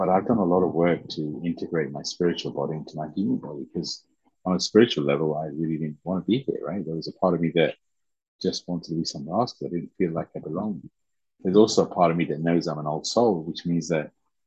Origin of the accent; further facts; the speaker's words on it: Leicester, East Midlands, United Kingdom; English is a second language; also born or lived in Uganda / Teesside, England; we grew up in the Teesside. But then after a few years, we moved to Leicester.